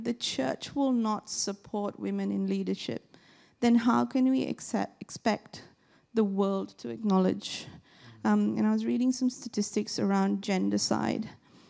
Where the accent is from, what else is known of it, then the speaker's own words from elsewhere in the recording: Malaysia; born there; I was born in Malaysia, and when I was born, my mom tells me my grandfather didn't want to come to see me in the hospital because I was female.